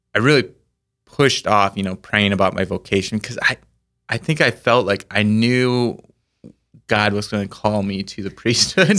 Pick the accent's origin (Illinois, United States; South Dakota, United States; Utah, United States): South Dakota, United States; Orient; I grew up in the town of Orient